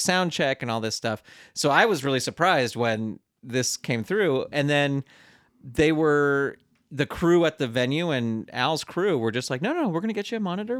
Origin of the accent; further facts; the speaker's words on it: San Francisco Bay Area, California, United States; I grew up in the San Francisco Bay Area